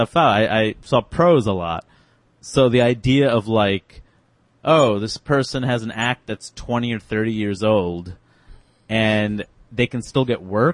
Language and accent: English; New York, United States; in New York, I grew up in New York